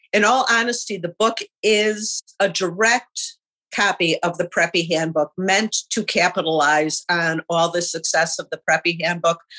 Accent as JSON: {"language": "English", "town": "Chicago", "region": "Illinois", "country": "United States", "tie": "born or raised there", "said": "I grew up in Rogers Park in Chicago, which is a very middle-class neighbor."}